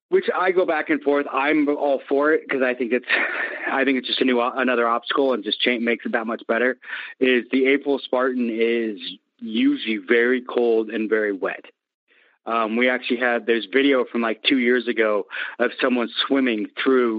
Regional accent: Seattle, Washington, United States; I'm from Seattle

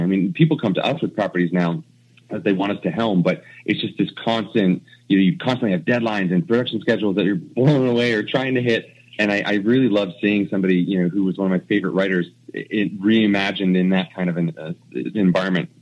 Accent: New Jersey, United States; moved away as an adult; now in Vancouver, Canada; when we grew up in New Jersey

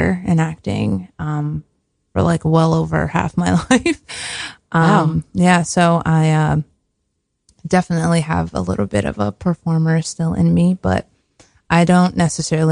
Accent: Newark, New Jersey, United States; I'm from Newark, New Jersey, born and raised Jersey girl

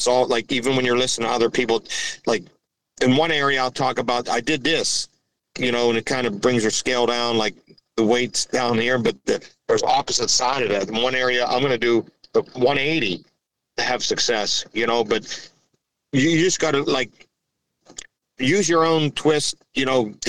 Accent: Pittsburgh, Pennsylvania, United States; I grew up near Pittsburgh and just in that area and in the northern woods a little bit.

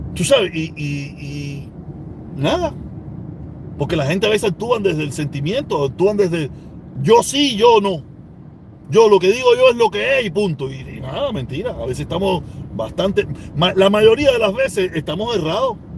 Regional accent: Cuba; moved away as an adult; now in United States; Yo me fui con visa desde Cuba

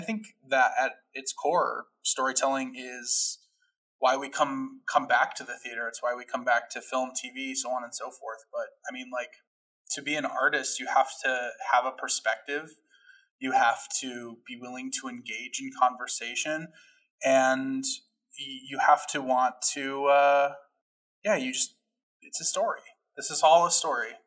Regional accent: Chicago, Illinois, United States; also born or lived in Addison, Illinois / Gainesville, Florida / Los Angeles; born and raised in Chicago

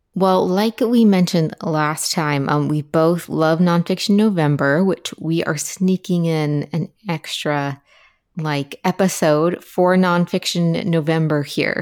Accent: Appalachia, United States; I'm from Appalachia, uh, which is a region of the United States, along the Appalachian mountain range, roughly

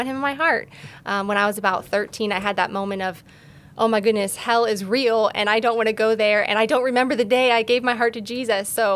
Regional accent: Alliance, Ohio, United States; I grew up in Alliance, Ohio, born and raised, small town

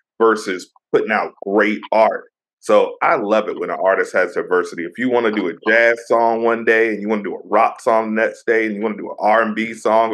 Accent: Virginia Beach, United States; my hometown, VA

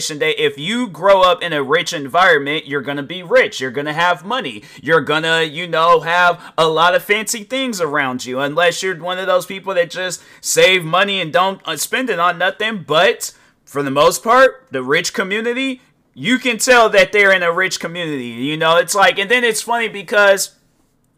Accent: United States; I'm African American

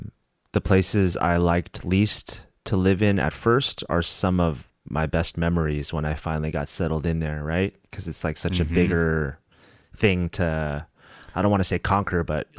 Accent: Santa Rosa, California, United States; moved back to my hometown of Santa Rosa mm-hmm. in Northern California

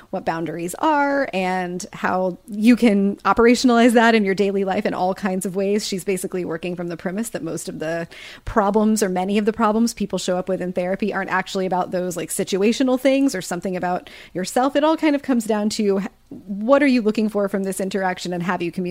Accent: Kansas, United States; from Kansas

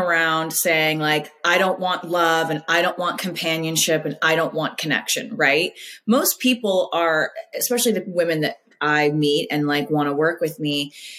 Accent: Southern California, United States; now in Florida, United States; being a Southern California girl

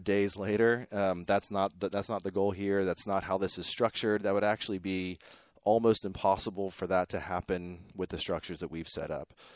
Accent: Pittsburgh, Pennsylvania, United States; moved away as an adult; also born or lived in New York City / Brooklyn; now in Waco, United States; I grew up in Pittsburgh, Pennsylvania

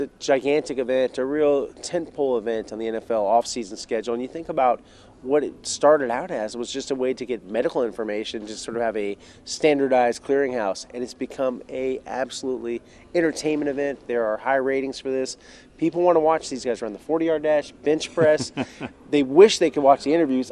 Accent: Houston, Texas, United States; I'm from Houston

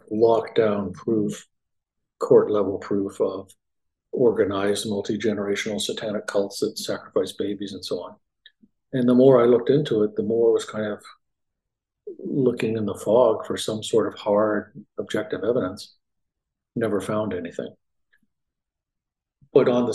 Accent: Canada; moved away as an adult; also born or lived in Winnipeg, Canada; now in Dallas, United States; I grew up in Canada, born there, medical school, psychiatry training, and I moved from Winnipeg, which is sort of middle of the country, due south to the Dallas area in 1991

